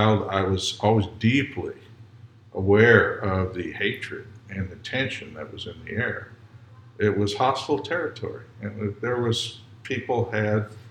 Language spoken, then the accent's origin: English; Deep South, United States; my experiences growing up in the Deep South